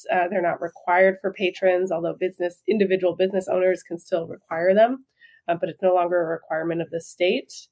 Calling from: Brooklyn, New York, United States; Yeah, we're in Brooklyn in New York City.

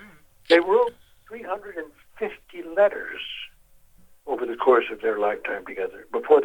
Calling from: Warsaw, Masovian Voivodeship, Poland; I'm calling you from Warsaw, Poland.

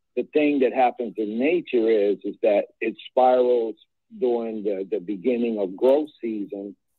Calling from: Eatonton, Georgia, United States; This is … in the Stolen Lion of the Muscogee Creek in Eatonton, Georgia.

